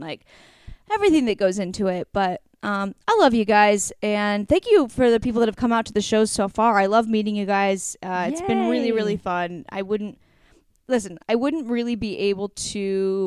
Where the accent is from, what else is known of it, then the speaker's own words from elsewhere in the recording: Astoria, Oregon, United States; moved away; my hometown of Astoria, Oregon